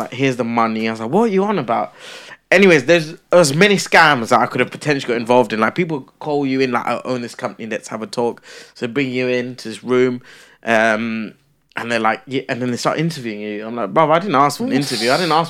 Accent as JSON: {"language": "English", "region": "London", "country": "United Kingdom", "said": "They're filming in London. I'm from London."}